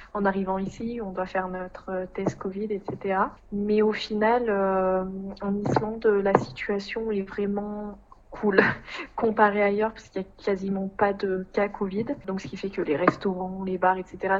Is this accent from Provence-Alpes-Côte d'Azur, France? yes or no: no; Puy-de-Dôme, Clermont-Ferrand, Auvergne-Rhône-Alpes, France; moved away as an adult; Je suis du Puy-de-Dôme, de Clermont-Ferrand. Voilà. Mais euh, j'ai grandi à la campagne, dans l'endroit euh, très rural